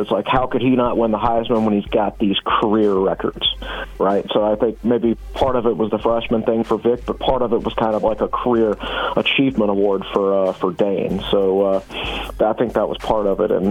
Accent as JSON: {"language": "English", "town": "Danville", "region": "Virginia", "country": "United States", "tie": "born or raised there", "said": "when I grew up in Danville, I used to go trick or treating at Herman Moore's mom's house"}